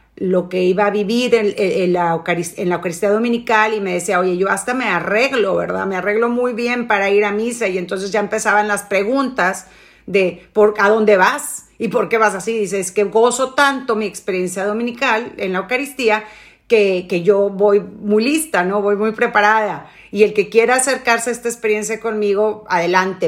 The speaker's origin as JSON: {"language": "Spanish", "country": "Mexico"}